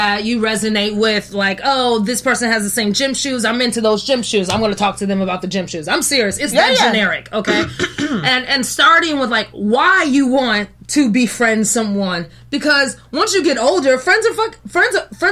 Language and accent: English; Chicago, Illinois, United States; moved away; I'm from Chicago